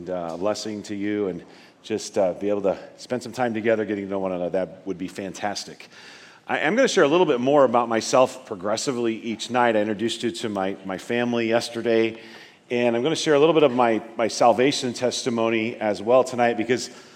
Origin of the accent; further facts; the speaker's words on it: northeastern Nebraska, United States; I was born and raised in a little outside of a couple of little rural towns, northeastern Nebraska